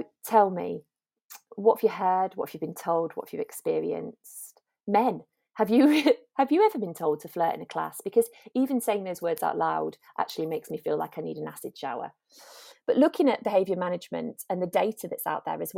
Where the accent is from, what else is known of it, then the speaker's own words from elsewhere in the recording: Lancashire, North West England, United Kingdom; moved away as an adult; now in London, United Kingdom; I grew up in Lancashire.